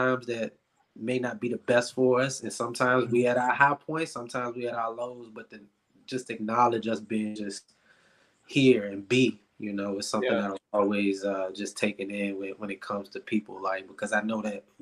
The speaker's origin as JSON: {"language": "English", "town": "Richmond", "region": "Virginia", "country": "United States", "tie": "born or raised there", "said": "from Richmond, Virginia. Born and raised, Richmond Public Schools"}